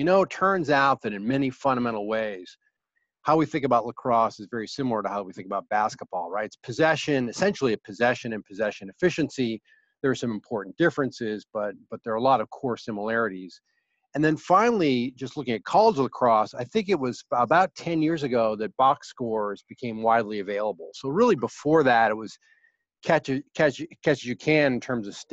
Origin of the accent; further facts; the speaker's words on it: Ithaca, New York, United States; I grew up in Ithaca, New York